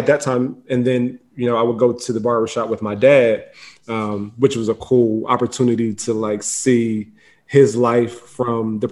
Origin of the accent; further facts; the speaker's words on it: Philadelphia, Pennsylvania, United States; West Philly. I grew up in the Overbrook section of the city